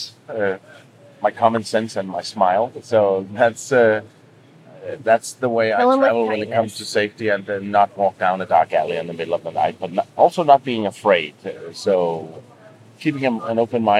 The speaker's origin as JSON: {"language": "English", "country": "Denmark", "moved": "as an adult", "said": "I come from one of the countries where everything is expensive"}